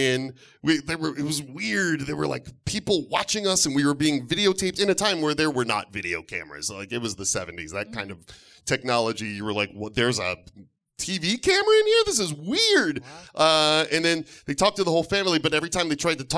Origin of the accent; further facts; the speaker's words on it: Detroit, Michigan, United States; I loved growing up in Detroit.